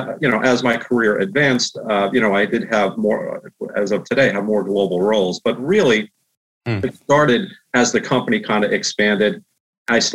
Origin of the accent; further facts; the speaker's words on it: Long Island, New York, United States; I was born and raised on Long Island.